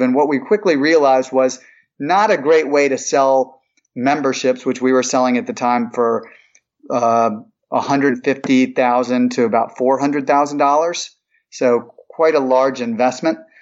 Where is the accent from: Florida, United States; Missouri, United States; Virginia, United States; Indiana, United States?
Missouri, United States; St. Louis; moved away as an adult; also born or lived in Ithaca, New York; now in Atlanta, United States; I'm originally from St. Louis, Missouri. a Midwesterner. I grew up there from the age of five on through high school